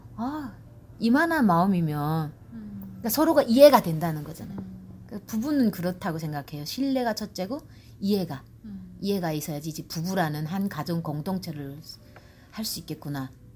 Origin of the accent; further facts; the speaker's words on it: North Korea; now in Georgia, United States; 나는 이제 이북 사람이고